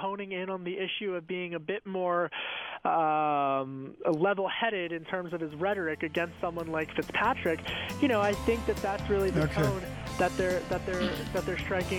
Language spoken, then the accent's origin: English; Pennsylvania, United States; And this is more of the collar counties, as they're called, outside of Philadelphia. I'm from Delco.